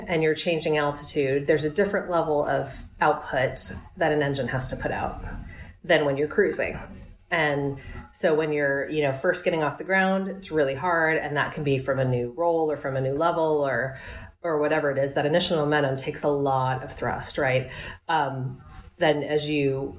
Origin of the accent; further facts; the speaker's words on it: New York, United States; New York. I'm a New Yorker